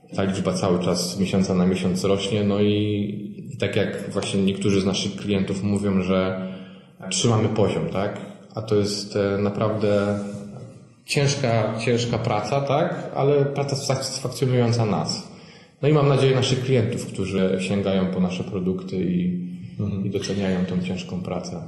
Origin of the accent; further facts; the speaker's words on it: West Pomeranian Voivodeship, Poland; Pochodzę z miejscowości w województwie zachodniopomorskim